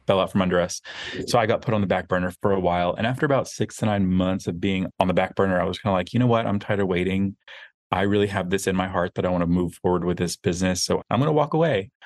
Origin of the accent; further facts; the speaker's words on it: outside of Austin, rural Texas, United States; We grew up outside of Austin where it was very small, very conservative